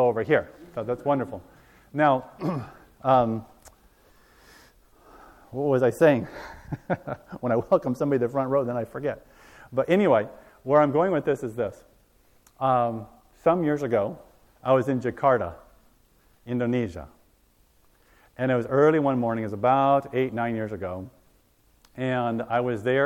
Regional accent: Hawaii, United States; I was born and raised in Hawaii.

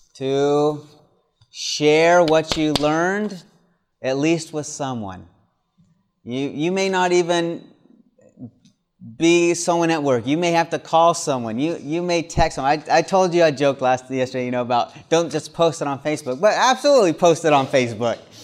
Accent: the South, United States; moved away; also born or lived in Michigan; I grew up in the South where the sun always shines just about

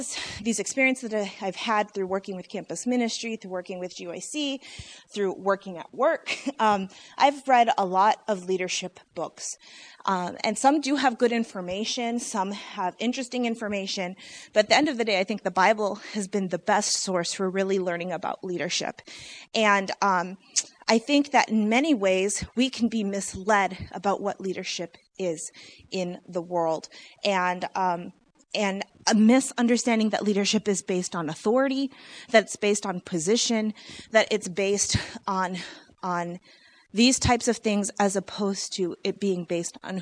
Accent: Michigan, United States; also born or lived in Illinois; I was born in Illinois and raised in Michigan

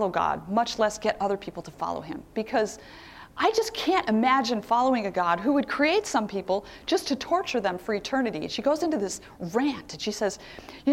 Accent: Philadelphia, Pennsylvania, United States; I'm from Philadelphia, and many of the white Christians in Philadelphia are Presbyterian.

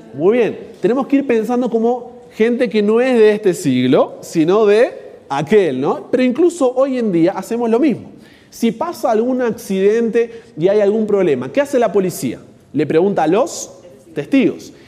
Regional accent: Argentina; yo soy argentino

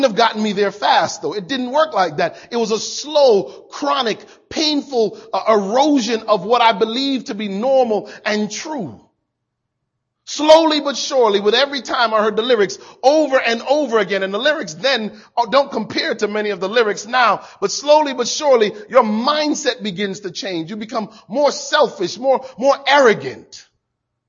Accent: Hartford, Connecticut, United States; I grew up outside of Hartford, Connecticut.

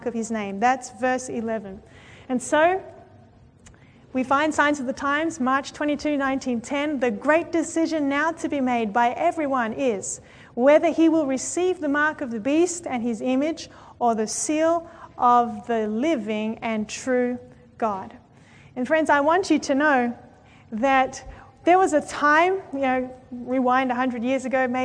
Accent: Australia; I come from Australia

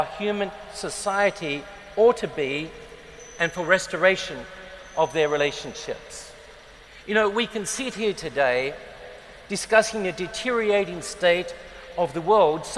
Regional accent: Adelaide, South Australia, Australia; moved away; I grew up in Adelaide in South Australia.

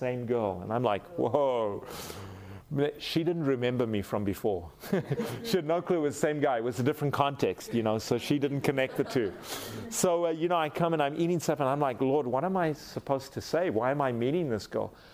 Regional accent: South Africa; I'm a fine South African gentleman

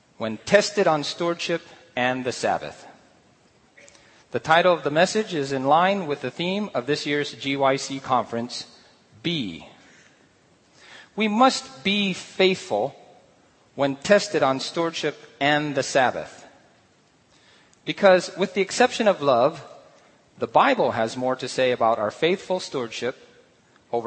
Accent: Guam; in the early 1960s and early 70s, I grew up in Guam

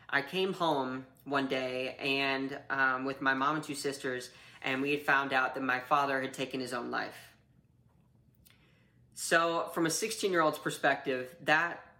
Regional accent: North Carolina, United States; also born or lived in Kentucky; I grew up mostly in North Carolina, a little bit of time in Kentucky

